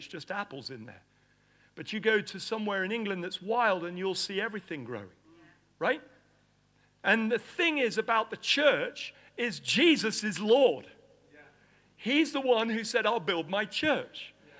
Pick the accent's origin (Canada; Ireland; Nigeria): Nigeria; You know, I grew up in Nigeria. I was born in Nigeria.